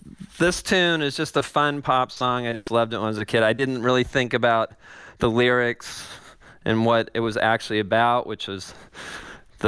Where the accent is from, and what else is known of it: Los Angeles, California, United States; born or raised there